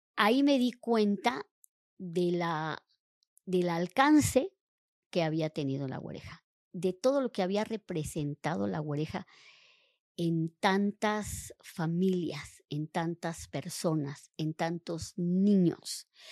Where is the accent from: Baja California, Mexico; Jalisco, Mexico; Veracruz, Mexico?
Veracruz, Mexico; yo soy del puerto de Veracruz